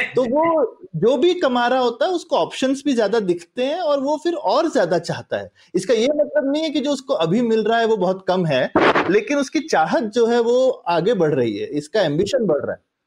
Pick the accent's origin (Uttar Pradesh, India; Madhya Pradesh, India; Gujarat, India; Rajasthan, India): Uttar Pradesh, India; moved away; also born or lived in Karnataka; मैं यूपी में यूपी से हूँ यूपी में बड़ा हुआ